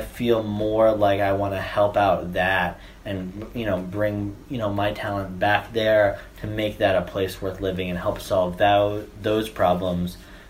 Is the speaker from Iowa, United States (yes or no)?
no; Kentucky, United States; born there; also born or lived in Michigan / Pittsburgh; my family moved around a lot. So, like, I was born in Kentucky. I moved to Michigan. Then I moved to Pittsburgh.